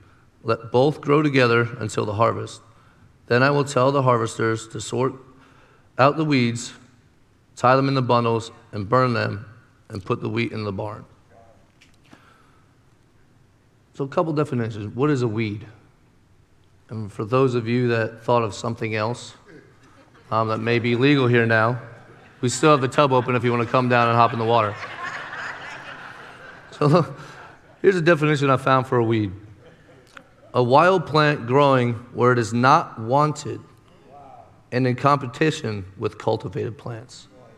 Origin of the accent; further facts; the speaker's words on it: Pennsylvania, United States; moved away; I came from Pennsylvania, where, okay, give it up. You don't have to be ashamed of Pennsylvania.